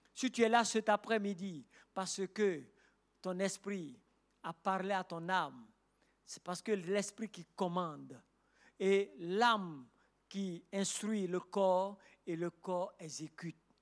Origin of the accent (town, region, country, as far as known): Côte d’Ivoire